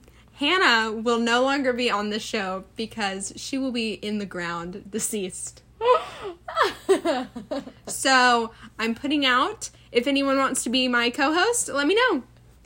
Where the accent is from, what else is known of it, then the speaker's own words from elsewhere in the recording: the South, United States; accent: southern; I would listen to people that were like not from around here speak, and I like got rid of my southern accent.